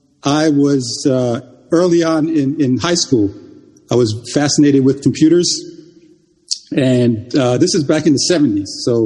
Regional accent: Bronx, New York, United States; also born or lived in Jamaica / England; This is a public school in the Bronx. We immigrated from Jamaica to England and eventually ended up in the Bronx in the 70s.

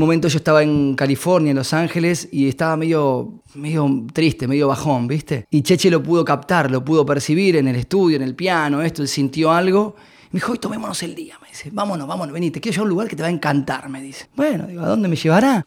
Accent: Argentina

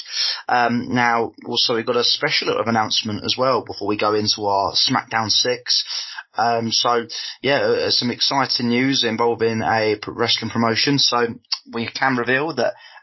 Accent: Brighton, South East England, United Kingdom; my hometown, my nearest big city in Brighton.

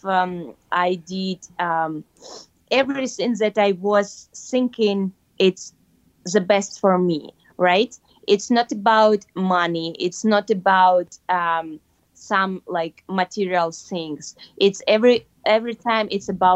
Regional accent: Kyrgyzstan; moved away; my home country, in Kyrgyzstan

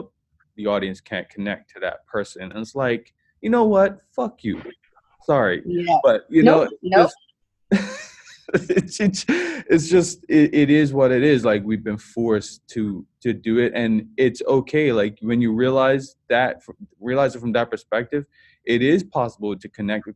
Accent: Bermuda; I was from Bermuda

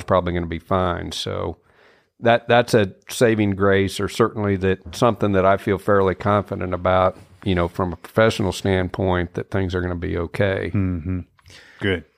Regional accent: Kansas, United States; moved away as an adult; now in Mississippi, United States; I grew up in Kansas, um, you know, when was 18 years old

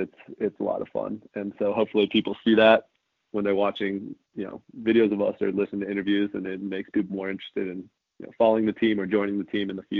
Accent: New York, United States; born there; I'm a Yankees guy. I was born in New York, so I've got to stay true.

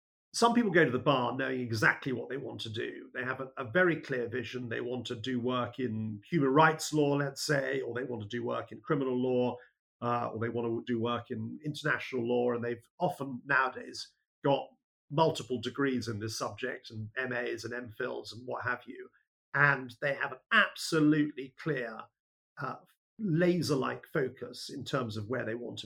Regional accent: Colchester, East of England, United Kingdom; moved away as an adult; also born or lived in Bristol; I was born in England's greatest county, Essex, and England's greatest town, now city, Colchester, and was brought up in Essex for a period of time. Went to a school in Colchester

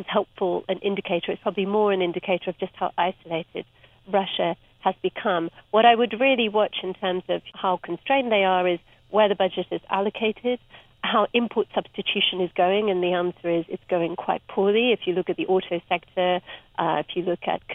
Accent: Cape Town, Western Cape, South Africa; moved away; I grew up in Cape Town and I was there for the 1980s

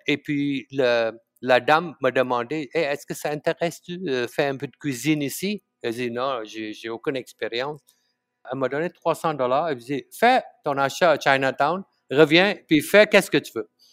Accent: Malaysia; born or raised there; first language Tamil; French is a second language; moved away as an adult; now in Montreal, Canada

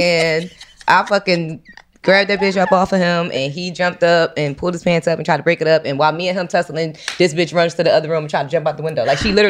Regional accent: Philadelphia, Pennsylvania, United States; now in Atlanta, United States; I'm from Philly.

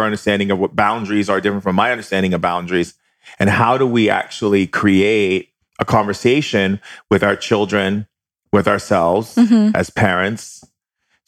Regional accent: Hawaii, United States; growing up in Hawaii and being in a Hawaiian family

